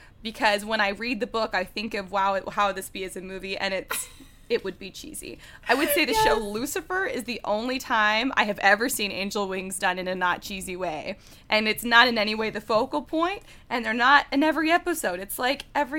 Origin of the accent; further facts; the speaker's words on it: Dallas, Texas, United States; moved away; I was raised in Dallas, Texas.